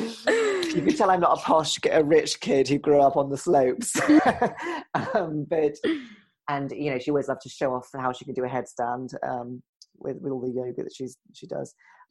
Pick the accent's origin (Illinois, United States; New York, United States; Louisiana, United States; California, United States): New York, United States; I just talk and I say how it is. You know, I'm a New Yorker. I yell at you, you know?